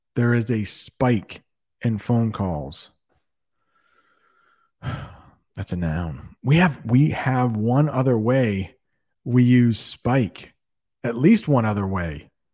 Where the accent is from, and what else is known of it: United States; first language English